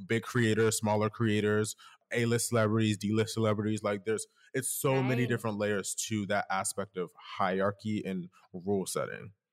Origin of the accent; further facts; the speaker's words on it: Delaware, United States; also born or lived in Philadelphia; I'm originally from Philadelphia slash Delaware, depending on who's asking, would depend on where I'm from. Uh, so, but I really grew up in Delaware, to be honest.